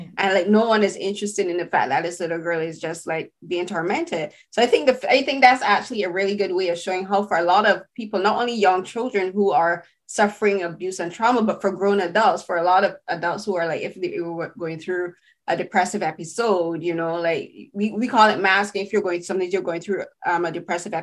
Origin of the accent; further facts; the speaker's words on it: Barbados; So I'm from the Caribbean, I'm from Barbados